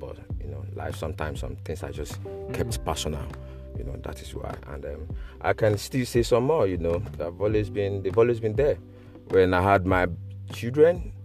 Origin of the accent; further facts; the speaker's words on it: Lagos, Nigeria; moved away as an adult; also born or lived in Chadwell Heath, United Kingdom; now in United Kingdom; I grew up in Nigeria